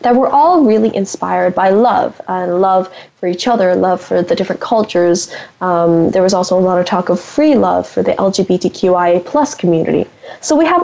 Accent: San Francisco Bay Area, California, United States; I'm from the San Francisco Bay Area, and there are a lot of great art museums here

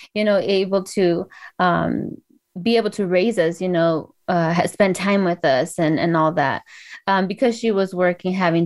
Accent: Los Angeles, California, United States; I grew up in San Fernando Valley of LA County

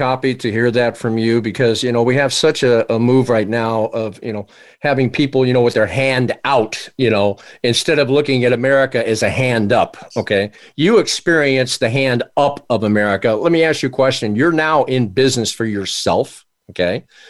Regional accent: Washington, District of Columbia, United States; now in California, United States; I was born in the East Coast, right? Actually, in Washington, D.C., our nation's capital.

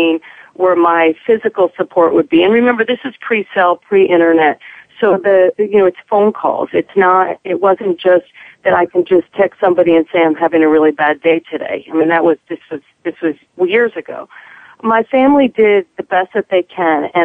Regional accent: East Coast, United States; moved away as an adult; also born or lived in Kansas City; I'm originally from the East Coast

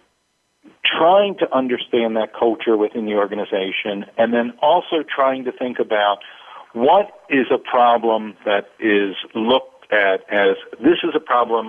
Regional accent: East Coast, United States; now in West Coast, United States; I grew up on the East Coast and live on the West Coast now

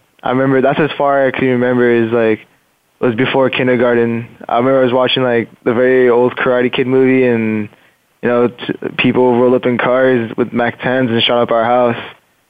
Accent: Fullerton, California, United States; born there; Okay. Well, I was born in Fullerton.

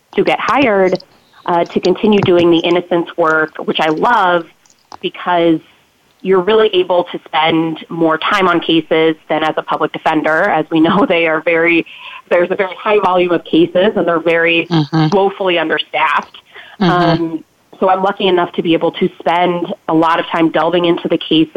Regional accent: Illinois, United States; also born or lived in St. Louis; I am from Illinois.

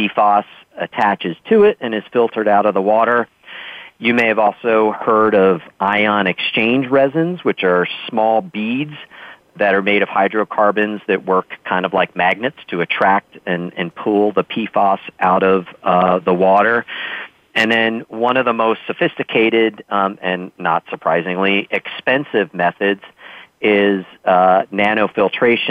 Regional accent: Massachusetts, United States; my home state of Massachusetts

